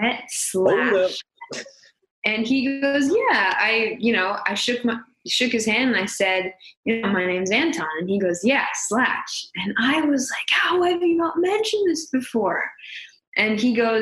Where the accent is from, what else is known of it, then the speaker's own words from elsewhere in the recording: San Jose, California, United States; also born or lived in Saratoga; I'm from San Jose